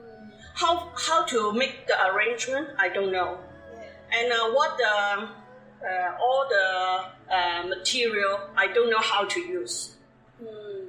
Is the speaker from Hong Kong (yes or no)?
yes; Hong Kong; English is a second language; moved away as an adult; also born or lived in Scarborough, Toronto, Canada; now in Canada; I come from Hong Kong.